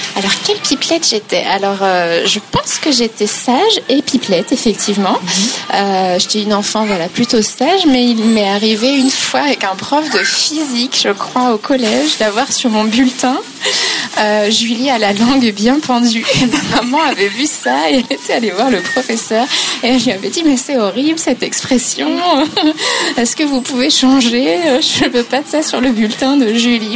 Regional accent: Pays Bigouden, southern Finistère, Brittany, France; now in Nantes, France; je suis bigoudaine

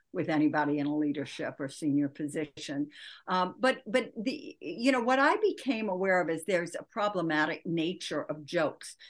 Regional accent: Michigan, United States; I grew up in Michigan

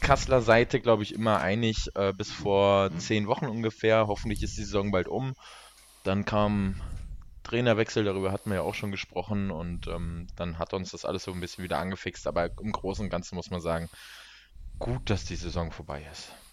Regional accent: Kassel, Hesse, Germany; wir in Kassel, also wir Kasseler

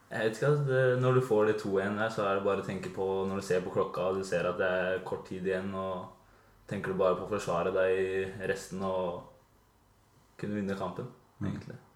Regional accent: Drammen, Buskerud, Norway; moved away; der jeg kommer fra, fra Drammen

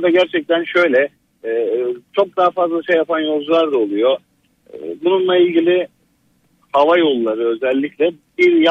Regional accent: Giresun, Turkey; Bu arada ben de Giresunluyum.

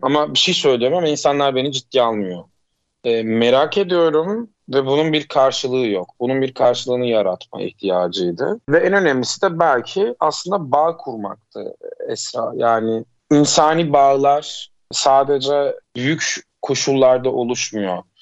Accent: Uşak, Uşak Province, Turkey; also born or lived in Eskişehir; Ben 1987 Uşak doğumluyum.

